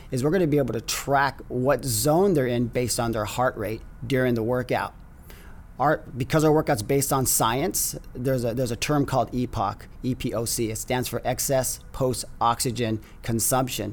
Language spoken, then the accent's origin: English; San Diego, California, United States; I am a native San Diegan. Grew up in San Diego